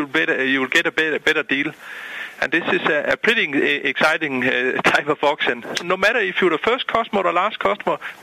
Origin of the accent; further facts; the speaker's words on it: Denmark; moved away as an adult; now in Boca Raton, United States; I'm originally from Denmark.